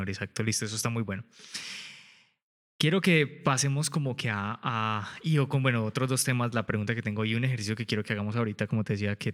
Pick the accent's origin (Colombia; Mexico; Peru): Colombia; yo soy el promedio colombiano, 1,70.